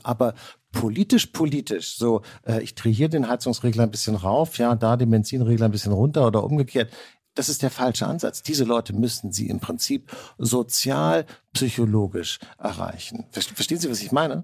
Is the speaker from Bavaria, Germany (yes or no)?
no; Hamburg, Germany; wie man äh, äh, bei uns in Hamburg sagt